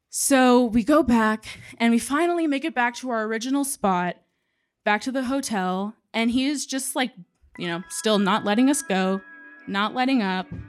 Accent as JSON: {"language": "English", "town": "San Antonio", "region": "Texas", "country": "United States", "said": "we're both from San Antonio"}